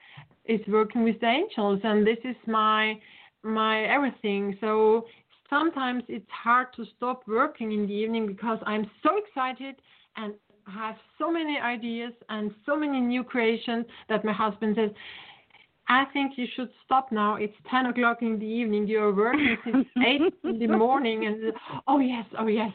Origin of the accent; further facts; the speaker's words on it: Vienna, Austria; English is a second language; I'm from Vienna